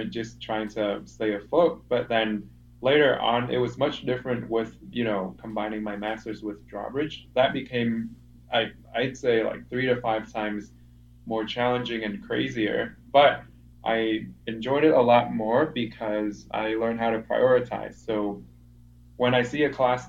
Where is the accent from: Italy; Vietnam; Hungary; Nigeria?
Vietnam; moved away as an adult; now in Chicago, United States; I'm from Vietnam